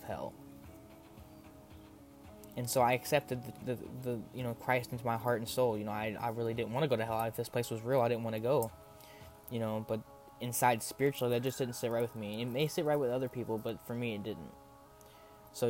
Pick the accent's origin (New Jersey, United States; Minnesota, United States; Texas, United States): Texas, United States; Coming from a small town in Texas